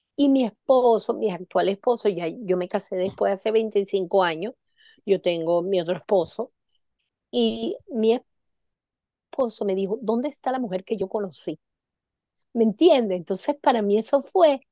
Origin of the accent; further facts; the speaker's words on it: Venezuela; moved away; como yo tuve muchos años en Venezuela, toda mi, mi, mi infancia y mi, y mi adolescencia en Venezuela